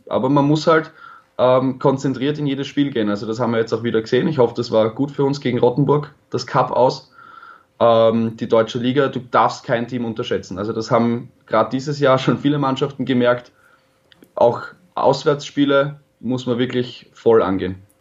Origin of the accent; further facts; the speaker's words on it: Vienna, Austria; meine Heimatstadt Wien